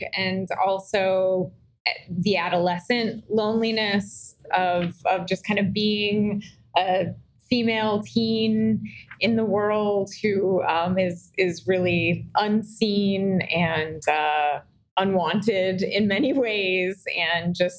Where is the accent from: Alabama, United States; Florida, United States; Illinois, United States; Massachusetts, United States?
Florida, United States; I'm from Florida.